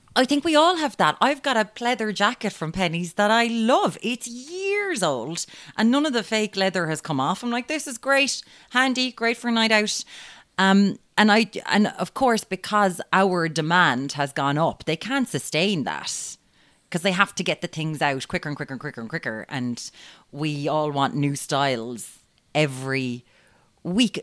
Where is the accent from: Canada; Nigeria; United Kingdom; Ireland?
Ireland; Limerick, Munster; I'm from Limerick and, you know, Stab City, we've got guns now, lads